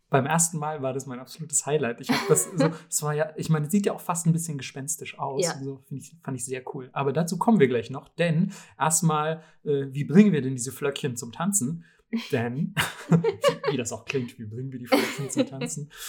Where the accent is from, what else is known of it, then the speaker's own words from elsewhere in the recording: Southern Germany, Germany; ich komme nämlich aus Süddeutschland, wo diese Dinger so heißen wie gefühlt im Rest der Welt.